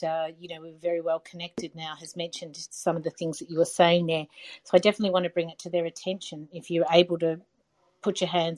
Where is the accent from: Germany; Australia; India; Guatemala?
Australia; I'm from Australia.